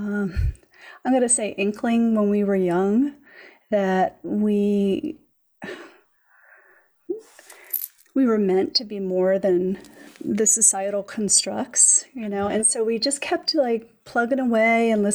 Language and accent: English; Philadelphia, Pennsylvania, United States; I grew up in Philadelphia in the city